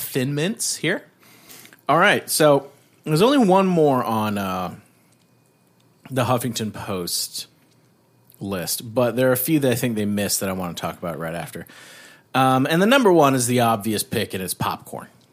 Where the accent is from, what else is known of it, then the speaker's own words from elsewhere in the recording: Canada; being Canadian